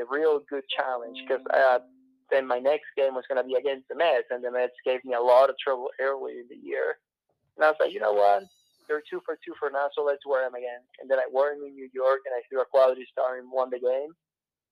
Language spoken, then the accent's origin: English; Venezuela; moved away; when I was growing up in Venezuela, I would go watch winter baseball games